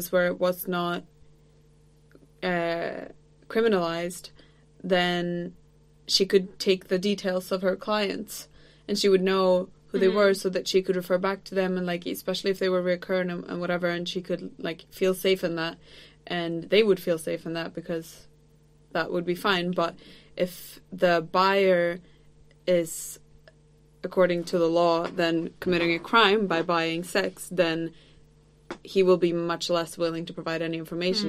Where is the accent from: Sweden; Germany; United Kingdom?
Sweden; I'm from Sweden.